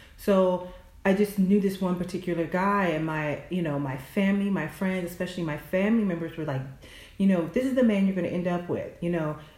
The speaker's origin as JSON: {"language": "English", "region": "the South", "country": "United States", "said": "I'm from the South"}